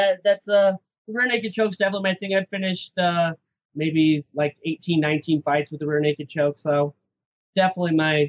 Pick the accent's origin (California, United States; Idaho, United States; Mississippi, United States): Idaho, United States; moved away as an adult; now in Salt Lake City, United States; I'm from Idaho. I was fighting out of Idaho for a few years